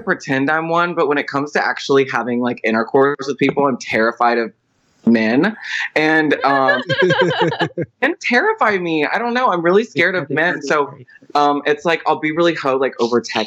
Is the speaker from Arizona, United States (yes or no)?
no; Houston, Texas, United States; now in Las Vegas, United States; I'm a born and raised in Houston, Texas.